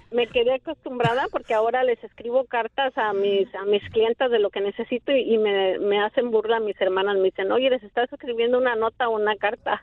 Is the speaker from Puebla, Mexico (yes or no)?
no; Mexico City, Mexico; moved away as an adult; now in United States; yo soy del Distrito Federal